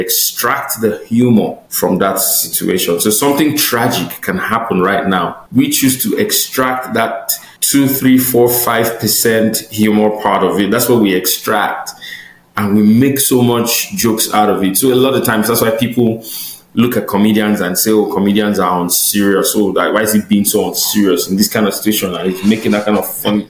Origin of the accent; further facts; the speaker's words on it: Delta, Nigeria; moved away as an adult; now in Calgary, Canada; I'm from Delta State in Nigeria.